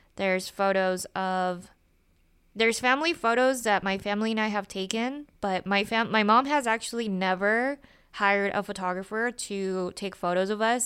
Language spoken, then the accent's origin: English; Utah, United States; I grew up in Utah